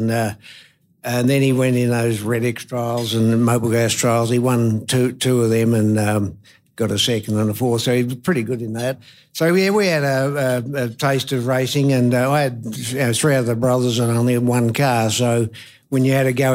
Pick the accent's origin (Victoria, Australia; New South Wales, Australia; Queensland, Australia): Victoria, Australia; Murrayville; moved away as an adult; I was born up in the Mallee in 1950 and at Murrayville